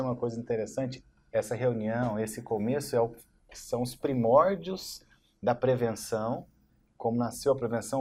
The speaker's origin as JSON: {"language": "Portuguese", "town": "Barretos", "region": "São Paulo", "country": "Brazil", "tie": "born or raised there", "also_born_or_lived": "São José do Rio Preto", "said": "eu sou de Barreto, assim, de Barreto desde essa dessa idade de três anos"}